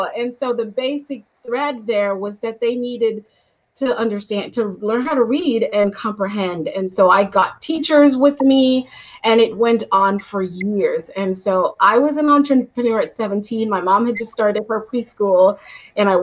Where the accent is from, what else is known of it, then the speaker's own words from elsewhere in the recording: Guyana; also born or lived in Florida; now in Arizona, United States; I am originally born and raised in Guyana, South America, which I'm very proud